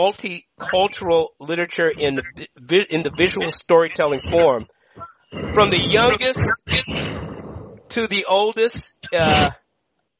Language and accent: English; Washington, District of Columbia, United States; That's my hometown, by the way. I'm from D.C., you know, Eastern High School, Howard U